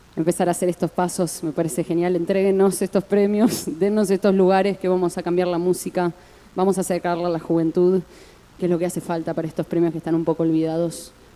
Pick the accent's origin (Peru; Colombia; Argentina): Argentina; Santa Fe; yo soy de Santa Fe